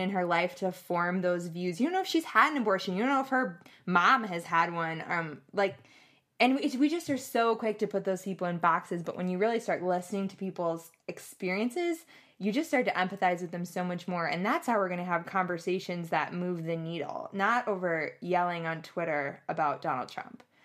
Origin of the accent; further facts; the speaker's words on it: Madison, Wisconsin, United States; moved away as an adult; also born or lived in Louisiana; I'm from Madison, Wisconsin